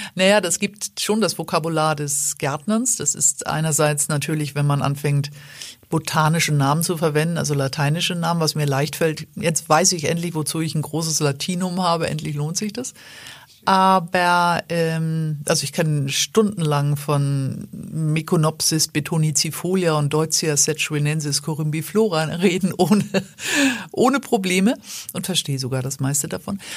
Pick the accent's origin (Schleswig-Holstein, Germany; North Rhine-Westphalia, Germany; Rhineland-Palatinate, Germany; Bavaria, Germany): Schleswig-Holstein, Germany; ich als Norddeutsche, als Schleswig-Holsteinerin